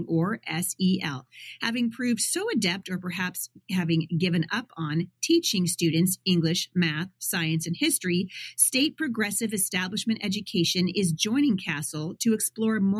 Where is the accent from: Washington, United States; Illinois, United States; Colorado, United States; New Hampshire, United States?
Washington, United States; Battle Ground; my hometown of Battleground, Washington